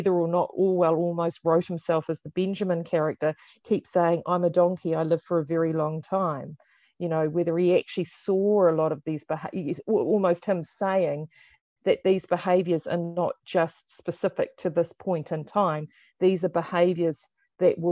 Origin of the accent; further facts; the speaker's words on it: New Zealand; at sixth form in high school, and at that time, of course, it was the height of the Cold War, so they were using the book as an allegory to actually explain to us in utopian New Zealand